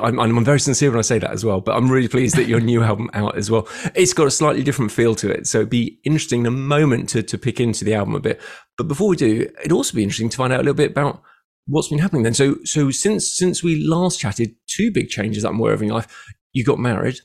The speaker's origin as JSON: {"language": "English", "region": "London", "country": "United Kingdom", "tie": "born or raised there", "moved": "as an adult", "lives_now": "Bournemouth, United Kingdom", "said": "I moved from London to Bournemouth about six years ago, having been born there"}